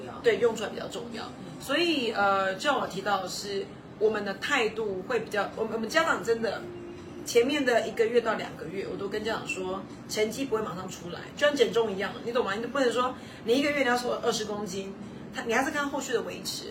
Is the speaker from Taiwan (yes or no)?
yes; Linyuan, Kaohsiung, Taiwan; moved away; also born or lived in United States / Taipei, Taiwan; 我本人就是一个陵园人